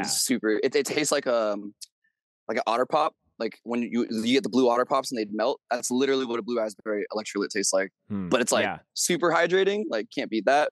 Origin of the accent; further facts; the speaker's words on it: the Bay Area, California, United States; I'm from the Bay, California